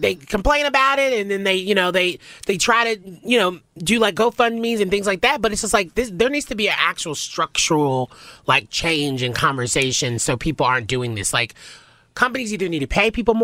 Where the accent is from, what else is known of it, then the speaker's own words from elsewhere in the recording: Nashville, Tennessee, United States; I'm from Nashville